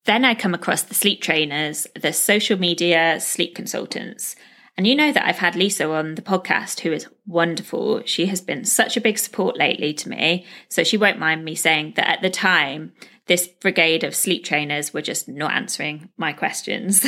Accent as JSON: {"language": "English", "country": "United Kingdom", "moved": "as an adult", "lives_now": "Dubai, UAE"}